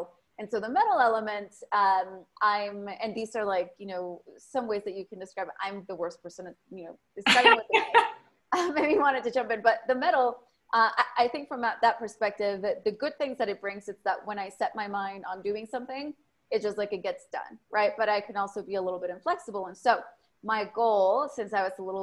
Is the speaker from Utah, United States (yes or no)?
no; South Bay of California, United States; English is a second language; moved away as an adult; also born or lived in Berkeley, California / Austin, Texas; now in Mexico; when I was 9, moved over to the United States, grew up in South Bay of California